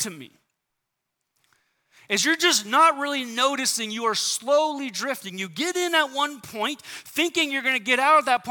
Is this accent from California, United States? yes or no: yes; San Diego, California, United States; moved away; I grew up in San Diego